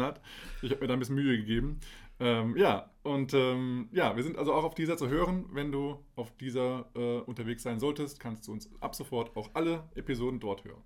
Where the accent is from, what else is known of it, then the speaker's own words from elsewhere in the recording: Dieburg, Hesse, Germany; moved away; also born or lived in Kassel; Ich bin in Aale Hesse und äh, geboren in Kassel und aufgewachsen ja, äh, bei Dieburg